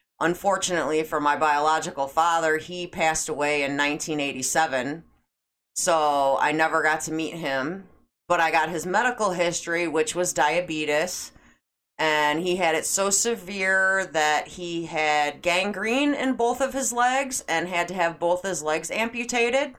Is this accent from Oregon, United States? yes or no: no; Schaumburg, Illinois, United States; grew up in Schaumburg